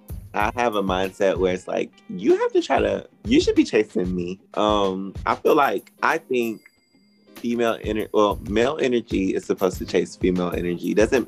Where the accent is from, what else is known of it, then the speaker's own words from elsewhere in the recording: Anderson, South Carolina, United States; I'm from Anderson, South Carolina. Really small.